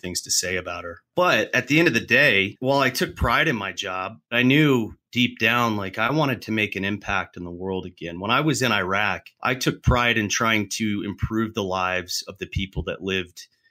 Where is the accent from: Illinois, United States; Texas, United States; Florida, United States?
Florida, United States; Tampa; I grew up in Tampa, so MacDill Air Force Base was there